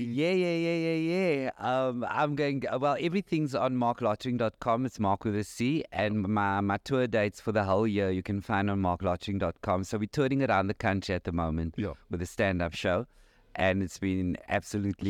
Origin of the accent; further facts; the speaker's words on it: Cape Town, Western Cape, South Africa; I'm from Cape Town